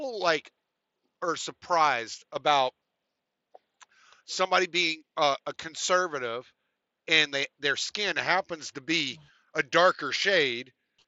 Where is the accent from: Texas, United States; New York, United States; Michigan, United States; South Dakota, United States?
Texas, United States; also born or lived in Louisiana; I lived in the South most of my life. I grew up in Katy and Houston and Dallas and fucking in Moss Bluff and Lake Charles. All right. I'm a stupid Southern white boy